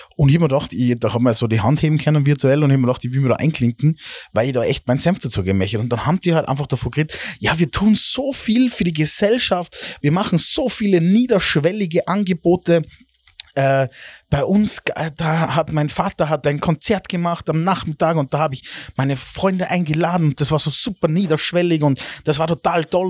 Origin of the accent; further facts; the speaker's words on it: Salzburg, Austria; wir jetzt als Normal-Salzburger